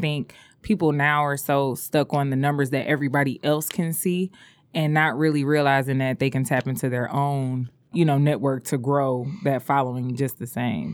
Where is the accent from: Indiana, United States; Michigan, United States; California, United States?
Michigan, United States; Detroit; I would say I was from the East Side